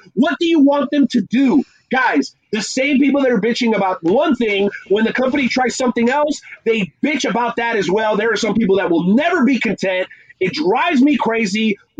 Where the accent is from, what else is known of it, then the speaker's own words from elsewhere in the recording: Florida, United States; I'm from Florida. That's all I can say. I'm from Florida.